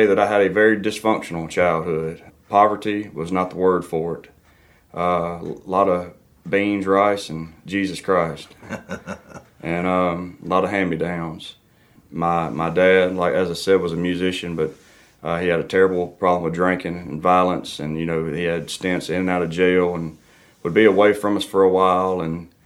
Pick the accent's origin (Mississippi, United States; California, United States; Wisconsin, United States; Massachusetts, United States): Mississippi, United States; Dixie; I'm from Dixie, Mississippi, the deep south of Mississippi